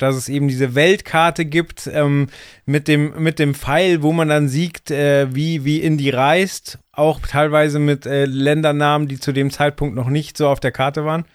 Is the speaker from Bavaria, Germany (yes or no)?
yes; Bavaria, Germany; Ich bin in Bayern aufgewachsen